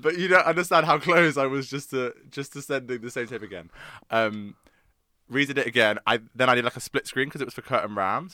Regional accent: London, United Kingdom; also born or lived in Surrey; I grew up in South London, and then went to school in Surrey

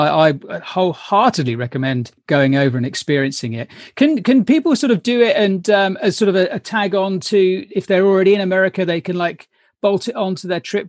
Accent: London, United Kingdom; I was born in Hammersmith

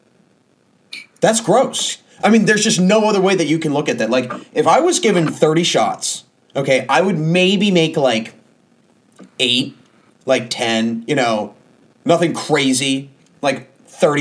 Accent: Washington, District of Columbia, United States; I'm from Washington, D.C.

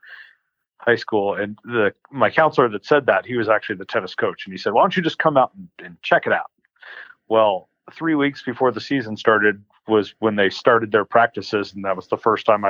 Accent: Phoenix, Arizona, United States; I was born in Phoenix, so 100 miles north of where I'm living now. And pretty much, we moved houses, but lived in Phoenix all the way up through high school

